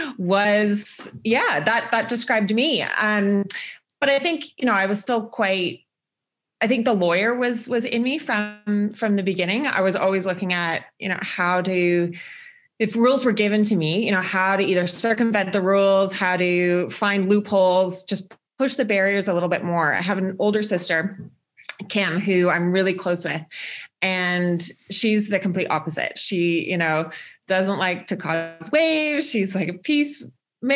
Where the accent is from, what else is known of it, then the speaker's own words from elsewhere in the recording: a suburb outside of Toronto, Ontario, Canada; accent: Canadian; moved away as an adult; now in Chamonix, France; I'm Canadian. Some people might be able to pick that up from my accent, but I try to hide it a little bit. So I grew up in Ontario, basically in a suburb outside of Toronto